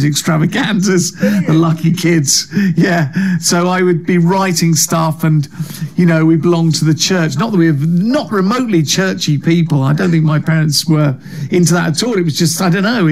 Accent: London, United Kingdom; I grew up in the London borough of Harrow, Pinner, lovely leafy suburb.

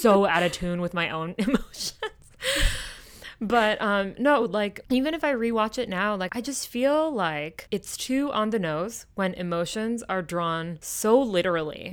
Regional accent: Kyoto, Japan; growing up in Japan, specifically in Kyoto

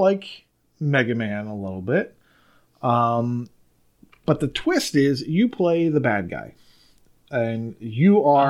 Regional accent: Maryland, United States; I am from Maryland.

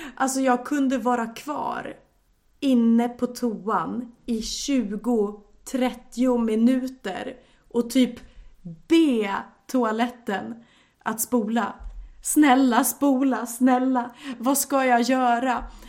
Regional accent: Sweden; also born or lived in Japan; för mig som svensk

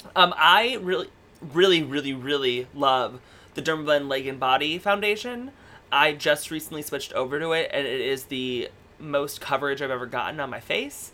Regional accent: Stockbridge, Michigan, United States; I'm originally from Michigan. I'm from a little tiny town

